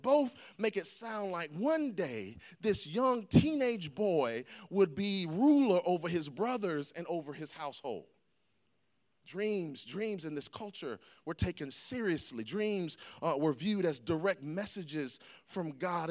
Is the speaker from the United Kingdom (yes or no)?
no; the South, United States; I grew up in the South